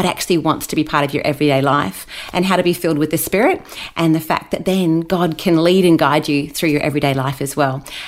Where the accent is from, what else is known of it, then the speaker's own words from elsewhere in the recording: Brisbane, Queensland, Australia; also born or lived in Wellington, New Zealand; now in Gold Coast, Australia; I've spent almost all my life in Australia, so I'm a dual citizen, so I'm pretty proud of that I have sort of both, but mostly an Aussie. And we've been here ever since. So I was raised in Brisbane